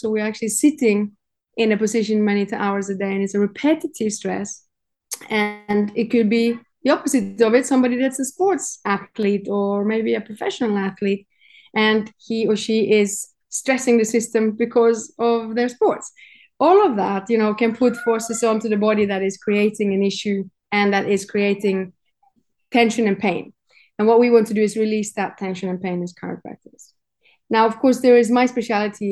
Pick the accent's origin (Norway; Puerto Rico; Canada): Norway; moved away as an adult; now in Cyprus; I'm from Norway